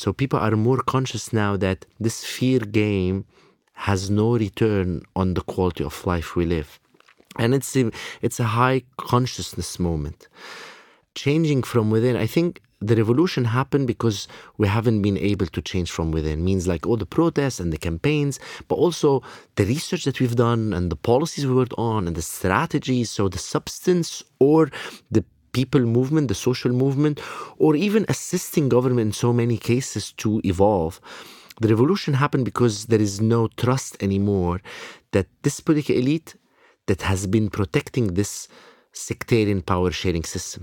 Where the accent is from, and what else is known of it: Lebanon; born or raised there